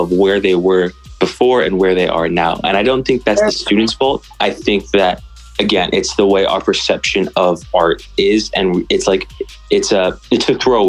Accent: Chula Vista, California, United States; now in St. Louis, United States; I was raised in South California. I grew up in San Diego, Chula Vista

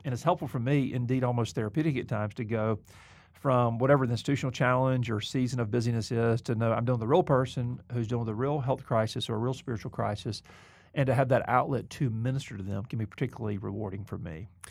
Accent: the South, United States; moved away; also born or lived in Mobile, Alabama; I'm not trying to get over my Southern background.

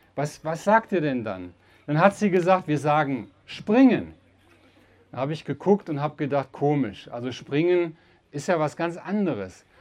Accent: Uerdingen, North Rhine-Westphalia, Germany; ich selber bin aus dem Rheinland, aus einer kleinen Stadt Uerdingen am Rhein

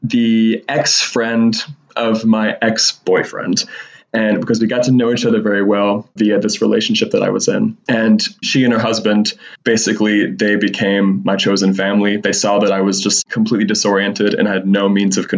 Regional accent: Western North Carolina, United States; I grew up in Western North Carolina and it was a very kind of poverty stricken community

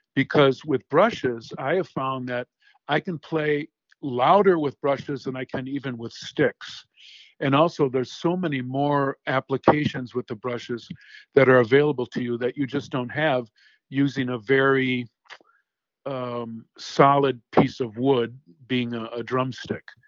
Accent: Racine, Wisconsin, United States; I grew up in Racine, Wisconsin

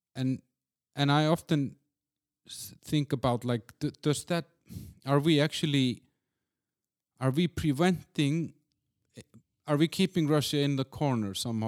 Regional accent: Iceland; moved away; also born or lived in Copenhagen; I'm from Iceland.

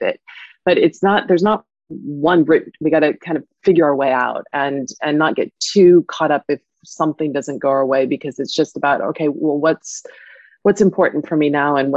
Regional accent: California, United States; moved away as an adult; also born or lived in Paris, France; now in London, United Kingdom; I grew up in California

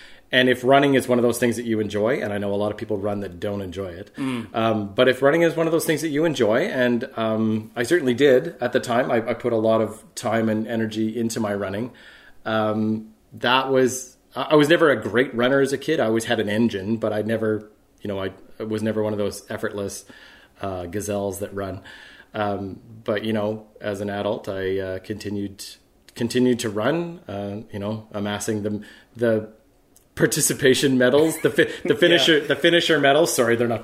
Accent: Winnipeg, Manitoba, Canada; I grew up in Winnipeg

